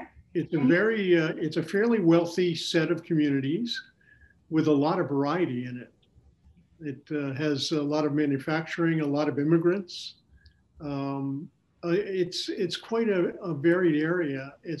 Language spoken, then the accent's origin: English; United States; moved away as an adult; also born or lived in New England; now in Illinois, United States; I grew up in New York and New England